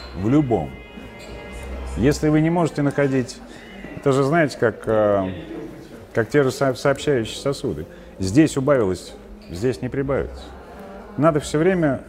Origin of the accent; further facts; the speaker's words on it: Moscow, Russia; Я вырос в Чертанове